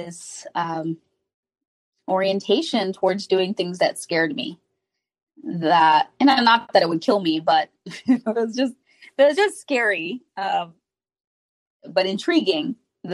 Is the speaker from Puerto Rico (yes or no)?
no; Haiti; I'm from Haiti, and we have a family that they're very huggy